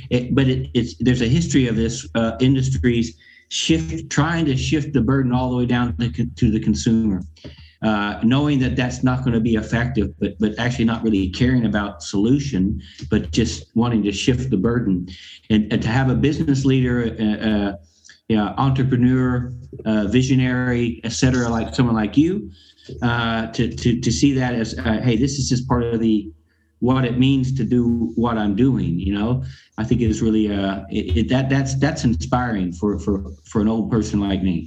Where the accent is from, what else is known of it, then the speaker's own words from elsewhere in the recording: Arkansas, United States; moved away as an adult; now in Europe; I'm from I'm from Arkansas, um, and, and I've been I've been born and raised in in this in the U.S.